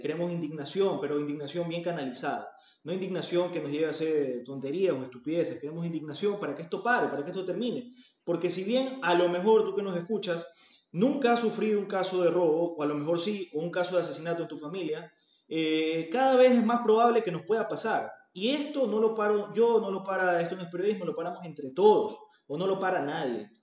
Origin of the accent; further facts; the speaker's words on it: Ecuador; nosotros como ecuatorianos